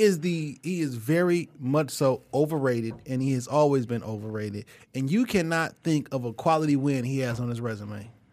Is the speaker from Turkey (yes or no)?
no; St. Louis, Missouri, United States; I'm from Saint Louis